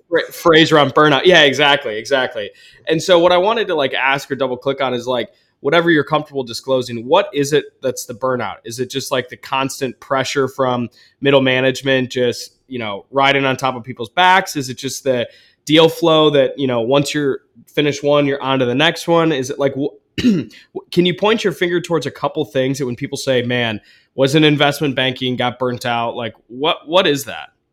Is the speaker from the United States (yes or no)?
yes; Ann Arbor, Michigan, United States; I'm from Ann Arbor, like, east side of the state anyways.